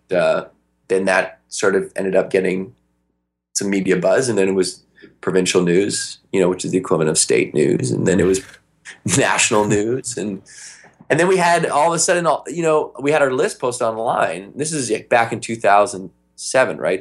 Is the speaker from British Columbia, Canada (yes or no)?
yes; Victoria, British Columbia, Canada; we grew up in Victoria, BC, up in Canada.